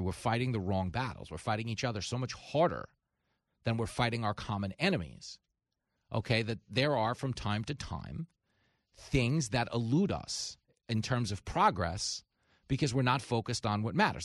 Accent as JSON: {"language": "English", "region": "New York", "country": "United States", "tie": "born or raised there", "said": "I grew up in New York."}